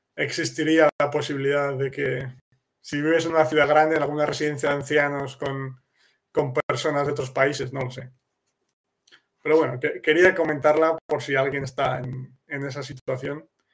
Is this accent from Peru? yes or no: no; Castile, Spain; first language Spanish; now in Kraków, Poland; yo como em, español nativo de Castilla